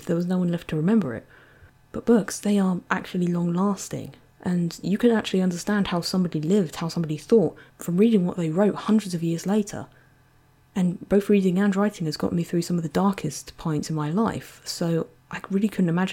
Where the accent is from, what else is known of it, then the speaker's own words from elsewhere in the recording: Essex, East of England, United Kingdom; I am from Essex in England.